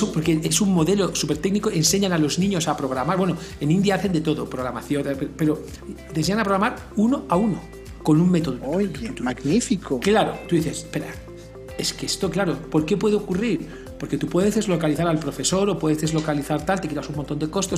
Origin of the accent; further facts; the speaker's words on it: Spain; now in Mexico; yo que vengo de España, España es un país que esto lo ha sufrido